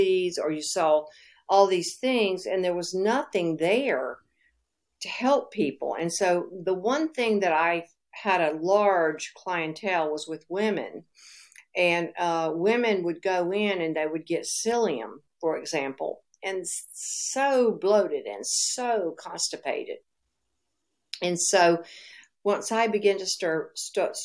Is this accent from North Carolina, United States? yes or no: yes; North Carolina, United States; moved away; also born or lived in Florida; Now, I'm from North Carolina originally, but I was living in Florida.